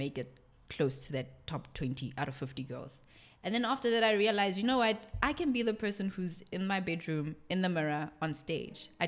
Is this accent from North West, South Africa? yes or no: yes; Rustenburg, North West, South Africa; moved away; I was born and raised in Rustenburg